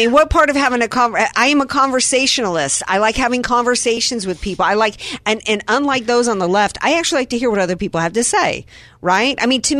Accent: Deep South, United States; For my family, I grew up in the Deep South in the Bible Belt.

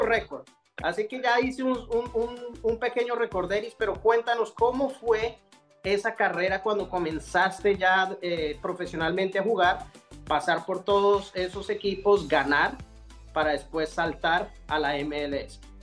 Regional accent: Bogotá, Colombia; now in United States; un colombiano, un bogotano igual que yo

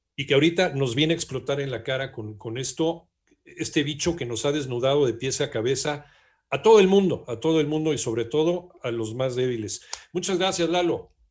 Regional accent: Mexico; nosotros como mexicanos

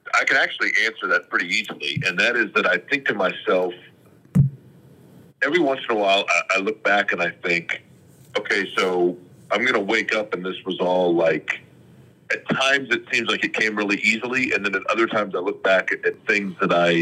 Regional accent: Indianapolis, Indiana, United States; also born or lived in Shelbyville, Indiana; I grew up in Indianapolis

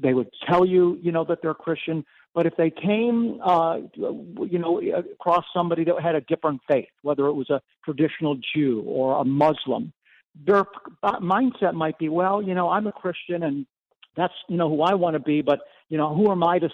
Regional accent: Cleveland, Ohio, United States; I was born and raised in Cleveland, Ohio

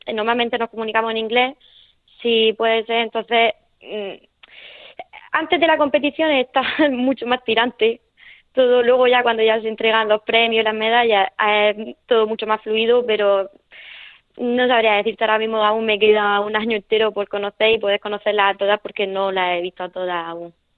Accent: Nonduermas, Region of Murcia, Spain; accent: Murcian; also born or lived in El Palmar; estoy de, de Nonduerma, de un pueblecito

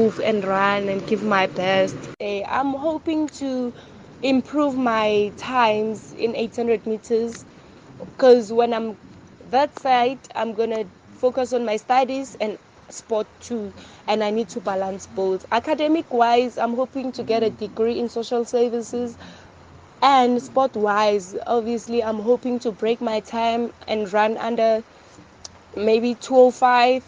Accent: Meadowbank, Mpumalanga, South Africa; also born or lived in Middelburg; I'm from Meadowbank in Mpumalanga

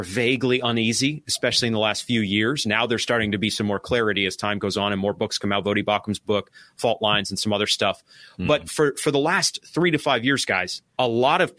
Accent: Maine, United States; now in Arkansas, United States; I'm from Maine

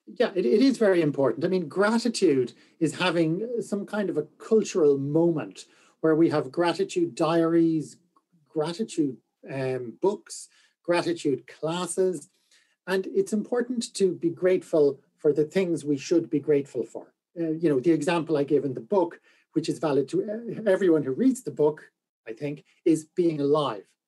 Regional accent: Galway, Connacht, Ireland; I am from Galway.

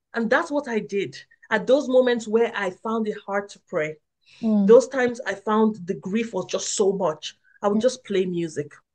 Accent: Nigeria; moved away; I grew up in Nigeria

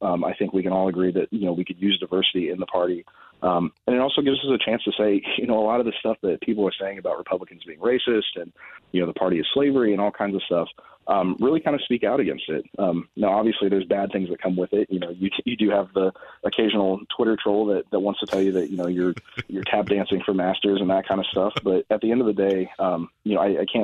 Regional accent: Plainfield, Indiana, United States; my hometown of Plainfield

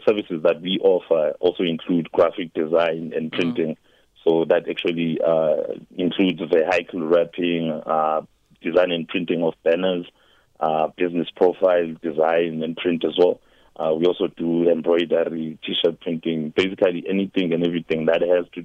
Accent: Embalenhle, Mpumalanga, South Africa; also born or lived in KwaZulu-Natal; Mbalente next to Sekunda. I basically came up here when I was 5. I was originally born in KZN, so I actually grew up here.

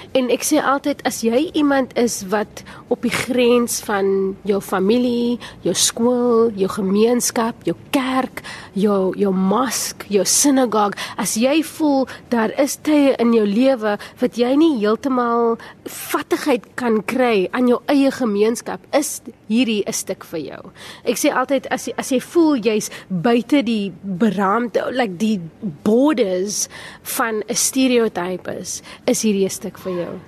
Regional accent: Cape Town, Western Cape, South Africa; Ek het op die Kaapse vlakte grootgeword

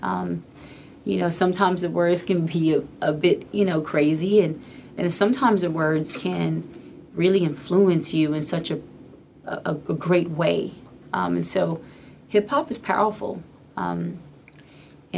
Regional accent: Atlanta, Georgia, United States; my hometown

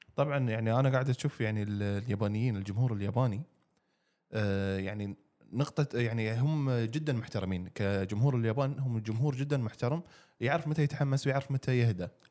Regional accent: Qatar; عندنا في قطر

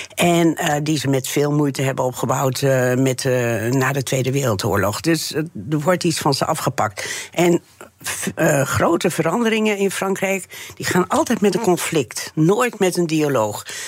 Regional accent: Friesland, Netherlands; also born or lived in France; Ik kom uit Friesland

